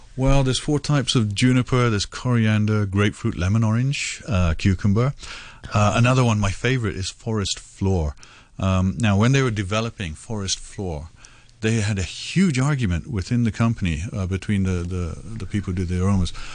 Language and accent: English; India; moved away; I grew up in India, of course